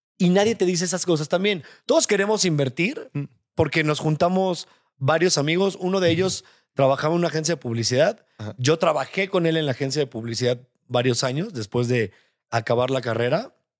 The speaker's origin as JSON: {"language": "Spanish", "country": "Mexico", "tie": "born or raised there", "said": "Te hablo de México porque pues, soy mexicano, no vivo ni he crecido en otros en otras partes del mundo"}